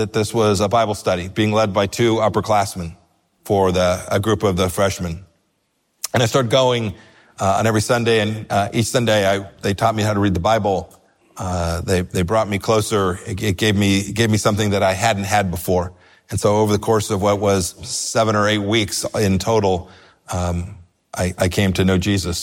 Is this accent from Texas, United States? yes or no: no; Southern California, United States; moved away as an adult; I grew up in Southern California.